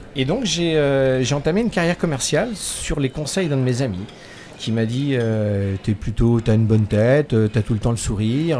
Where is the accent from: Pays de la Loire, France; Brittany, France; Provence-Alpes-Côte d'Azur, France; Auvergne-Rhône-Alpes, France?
Pays de la Loire, France; Angers; moved away as an adult; now in La Baule, France; je suis né à Angers